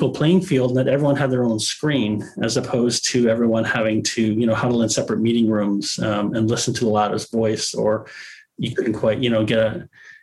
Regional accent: Canada; as a Canadian

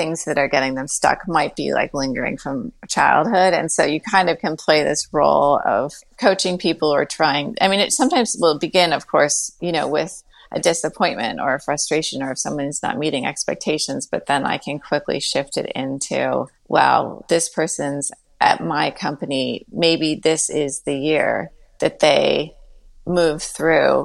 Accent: Westchester, New York, United States; growing up in Westchester

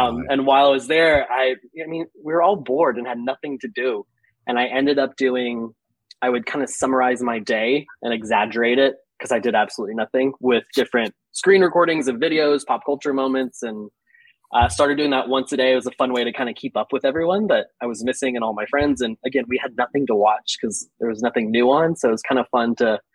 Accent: South Georgia, United States; also born or lived in New York; now in Atlanta, United States; I grew up in South Georgia, so I'm used to the humidity

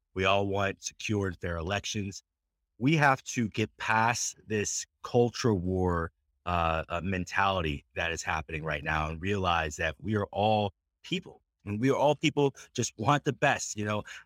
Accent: Centre County, Pennsylvania, United States; also born or lived in Blair County, Pennsylvania; I'm from Center County, Pennsylvania. I went to high school in Blair County, Pennsylvania

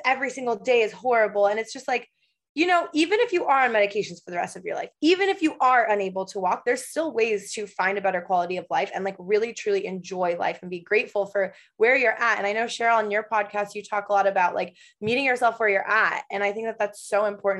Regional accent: Michigan, United States; moved away as an adult; also born or lived in Los Angeles, United States; now in Portland, United States; I currently live in Portland, Oregon. However, I spent four years in LA, and before that, I am originally from Michigan.

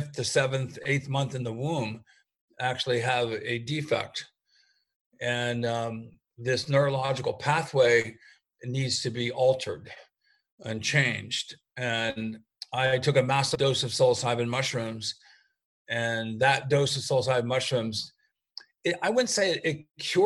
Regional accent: United States; I'm an American mycologist

